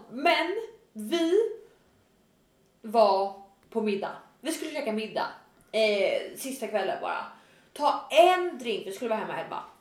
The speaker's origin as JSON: {"language": "Swedish", "country": "Sweden", "said": "snygg svensk tjej"}